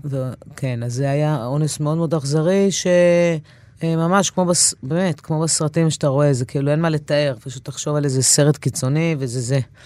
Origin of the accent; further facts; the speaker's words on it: Israel; also born or lived in New York, United States; נולדתי בניו יורק, אה, אבא אמריקאי מהישראלית. אחרי שנה פלוס עלינו לארץ